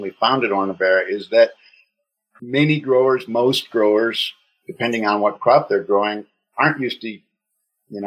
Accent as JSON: {"language": "English", "region": "Wisconsin", "country": "United States", "tie": "born or raised there", "also_born_or_lived": "Tokyo / Sydney / Melbourne / Hanoi", "moved": "as an adult", "lives_now": "Singapore", "said": "I was born in Wisconsin and lived there for about 20 years, and then packed a duffel bag and moved to Japan in 1985, and I've lived in Asia ever since"}